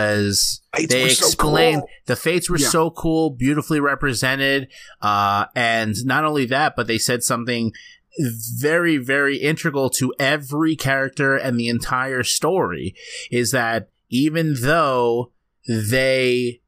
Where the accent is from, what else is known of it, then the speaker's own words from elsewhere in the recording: United States; maybe because I'm an American